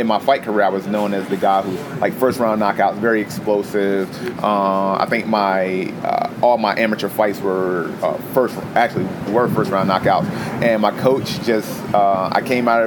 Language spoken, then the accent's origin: English; Chesapeake, Virginia, United States; Born and raised in Hampton Roads. Went to Indian River High School and then went to Old Dominion after I graduated. In the South Norfolk area of Chesapeake